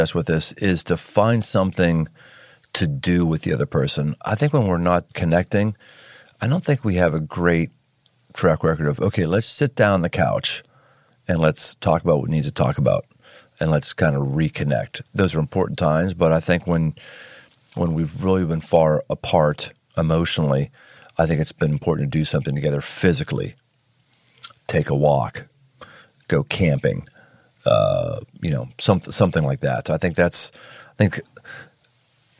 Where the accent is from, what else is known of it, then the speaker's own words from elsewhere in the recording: Cincinnati, Ohio, United States; my hometown of Cincinnati